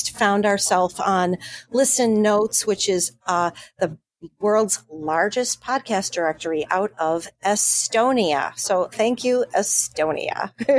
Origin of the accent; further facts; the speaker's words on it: Buffalo, New York, United States; out of my hometown of Buffalo, New York. And I met them when I was just a wee girl of 17